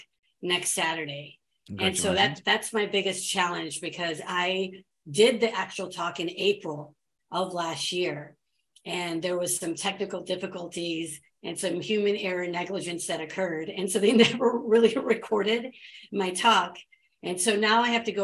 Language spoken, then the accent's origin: English; United States; I was born and raised here in America